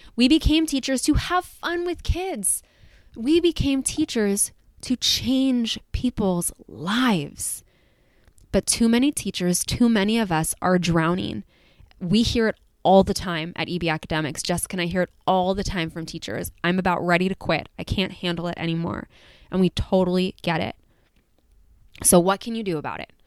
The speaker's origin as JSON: {"language": "English", "region": "California", "country": "United States", "said": "as a Californian"}